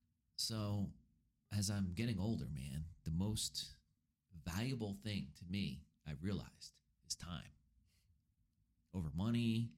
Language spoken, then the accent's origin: English; United States; We are Americans.